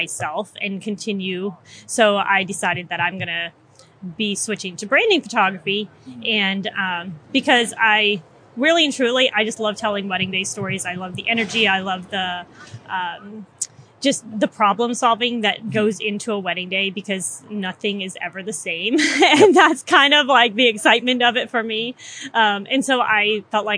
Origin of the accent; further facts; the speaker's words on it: Mississippi, United States; moved away as an adult; now in Washington, D.C. area, United States; I am a Southern girl. I'm transplanted from Mississippi, moved to the D.C. area when I married my husband almost 9 years ago.